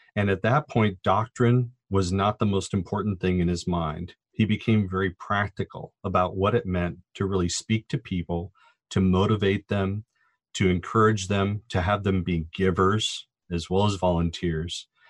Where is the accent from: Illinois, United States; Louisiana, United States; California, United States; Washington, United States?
California, United States; Orange County; I grew up in Schuler's Orange County and literally watched the Crystal Cathedral as it was being built.